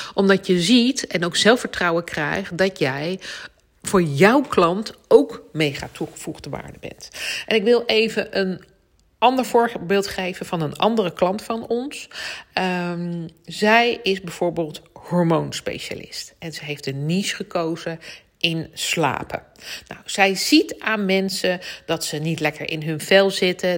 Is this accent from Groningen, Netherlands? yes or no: no; The Hague, South Holland, Netherlands; accent: Haags; mijn Haagse accent